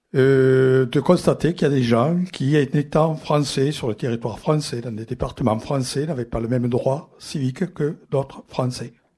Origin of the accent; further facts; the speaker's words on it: Toulouse, Occitania, France; also born or lived in Algeria; je suis italien d'origine, naturalisée, français, né à Toulouse. Et je dis, je ne suis pas français, un peu en relation avec ça, je suis toulousain.